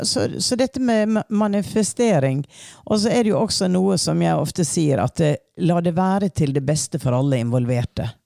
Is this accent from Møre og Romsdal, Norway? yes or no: yes; Hareid, Møre og Romsdal, Norway; Jeg er fra Hareid.